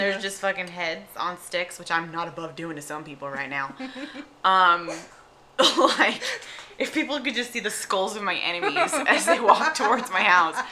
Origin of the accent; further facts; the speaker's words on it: England, United Kingdom; moved away; I'm from England anyways.